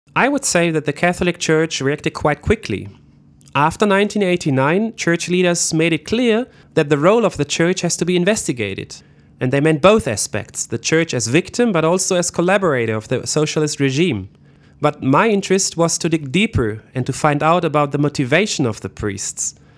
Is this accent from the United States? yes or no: no; West Germany, Germany; I didn't grow up in East Germany. I am from the West